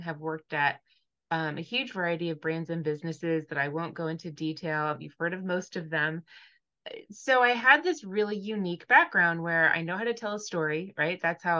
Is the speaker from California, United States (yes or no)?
yes; California, United States; So I grew up in Southern California. We moved around a lot as a kid.